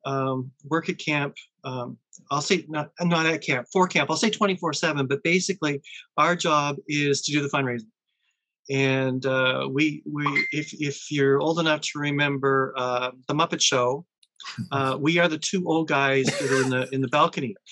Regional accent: Thessalon, Ontario, Canada; I'm Thessalon born and bred

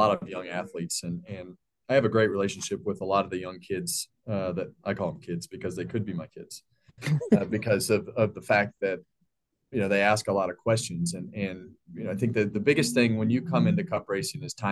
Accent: Bakersfield, California, United States; when I was a kid, I grew up in Bakersfield, California

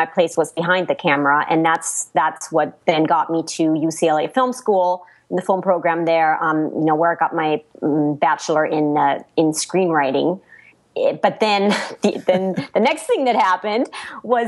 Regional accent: Black Forest, Baden-Württemberg, Germany; English is a second language; moved away as an adult; now in Los Angeles, United States; I come from a little village in the Black Forest

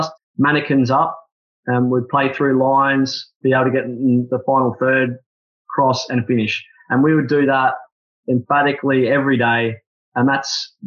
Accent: Australia; I'm Australian

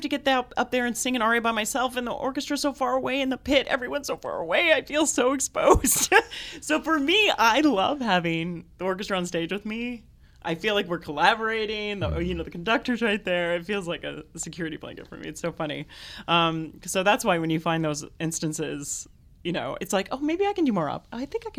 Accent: Clovis, California, United States; In Clovis, California.

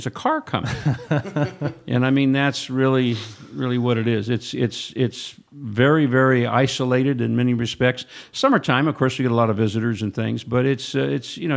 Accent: Santa Rosa, California, United States; also born or lived in Napa; Right here in Sonoma County, in Santa Rosa primarily

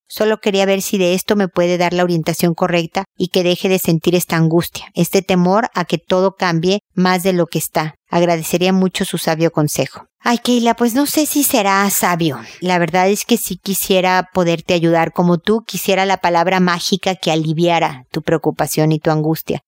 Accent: Mexico; moved away as an adult; also born or lived in United States; now in Chile; yo soy mexicana y obviamente viví gran parte de mi vida en México

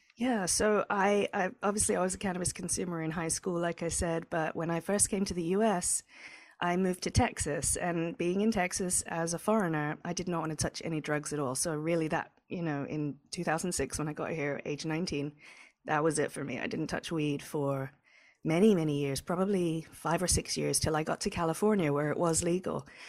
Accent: England, United Kingdom; moved away; I'm from England

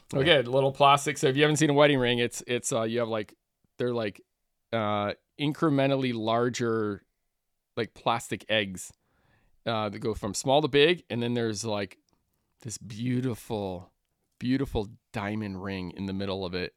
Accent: Northern California, United States; growing up in Northern California

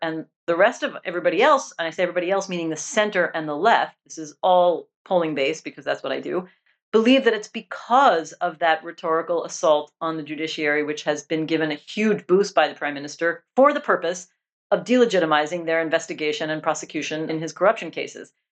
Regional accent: United States; moved away; also born or lived in Israel; I am American

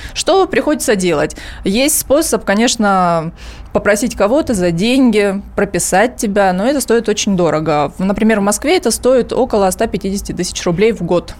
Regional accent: Donetsk, Donetsk Oblast, Ukraine; moved away as an adult; now in Moscow, Russia; я из Донецка

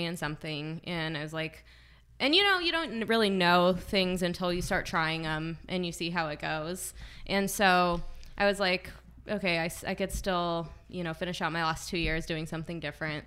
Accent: Groveland, California, United States; moved away as an adult; also born or lived in Saratoga / Chico; I'm from Groveland up near Yosemite

